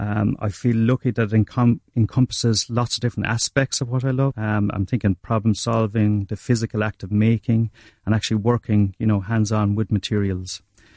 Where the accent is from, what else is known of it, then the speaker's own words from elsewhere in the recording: Castlecomer, Leinster, Ireland; I'm originally from North Kilkenny, Muireann, Castlecomer.